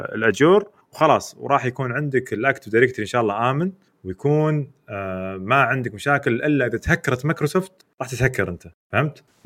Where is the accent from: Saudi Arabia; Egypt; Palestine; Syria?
Saudi Arabia; عندنا في السعوديه